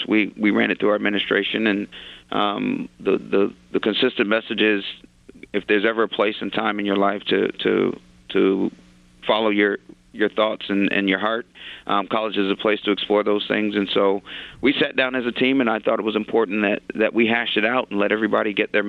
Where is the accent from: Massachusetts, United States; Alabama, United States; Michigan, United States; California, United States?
Alabama, United States; especially being an African-American and growing up in Alabama